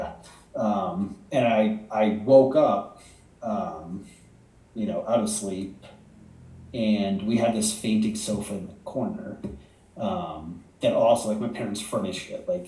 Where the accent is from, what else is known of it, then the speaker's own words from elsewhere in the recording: Hollis, United States; The house I grew up in Hollis was 80s